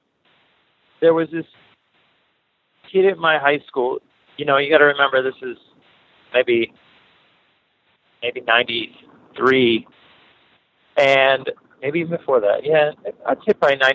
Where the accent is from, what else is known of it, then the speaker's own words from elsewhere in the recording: Greensburg, Pennsylvania, United States; moved away as an adult; I grew up in a small town called Greensburg, which is maybe like 40 minutes from Pittsburgh, southwestern PA